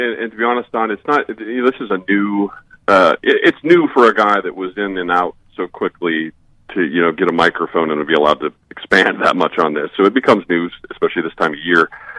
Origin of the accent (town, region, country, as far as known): Iowa, United States; born or raised there